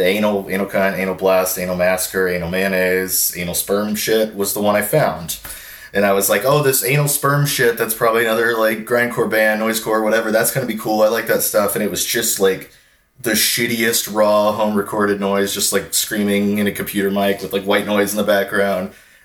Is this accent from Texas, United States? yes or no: yes; Houston, Texas, United States; Houston with like … obviously that was kind of what really made it like a big deal to me, is like discovering this genre and within a few weeks discovering like not only is there a community in the city I grew up